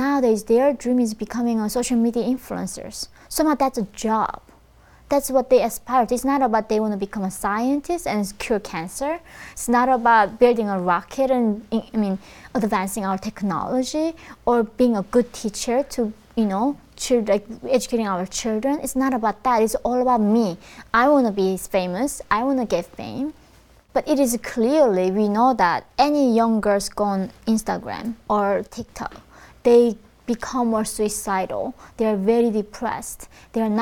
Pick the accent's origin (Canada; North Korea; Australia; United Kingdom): North Korea; moved away; when I was born in North Korea